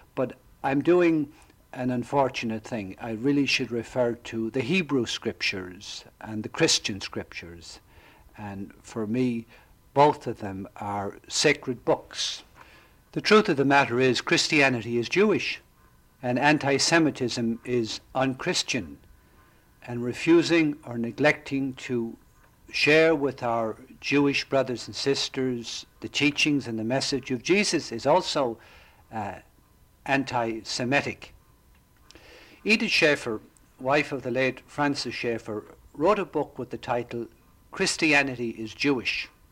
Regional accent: Ireland; now in Florida, United States; I grew up in Southern Ireland

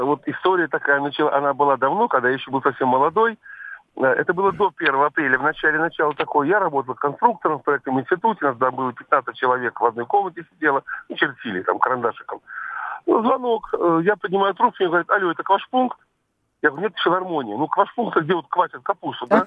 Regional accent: Tver, Tver Oblast, Russia; Я сам из Твери

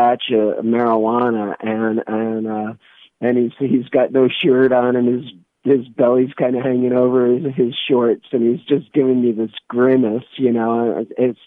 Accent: New Jersey, United States; moved away as an adult; also born or lived in Minneapolis / Boston / Maine / California; now in New York City, United States; was already into playing a lot of music as a teenager and growing up in New Jersey

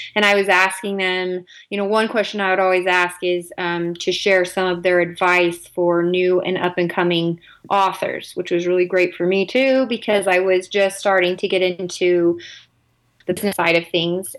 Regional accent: California, United States; now in Utah, United States; I grew up in California. Currently live in Utah

